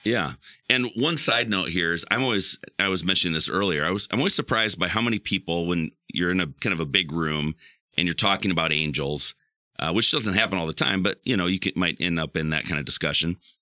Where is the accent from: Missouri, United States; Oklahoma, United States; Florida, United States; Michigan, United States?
Michigan, United States; West; growing up in West Michigan